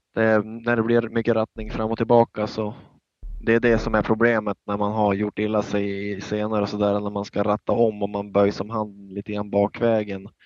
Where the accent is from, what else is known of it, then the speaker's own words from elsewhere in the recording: Norrland, Sweden; vi är båda från Norrland